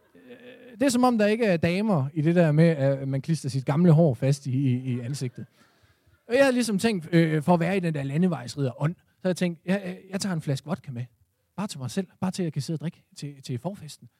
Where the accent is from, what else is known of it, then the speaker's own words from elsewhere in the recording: Esbjerg, Southern Denmark, Denmark; min fødeby Esbjerg. Jeg er på derværende tidspunkt 17 år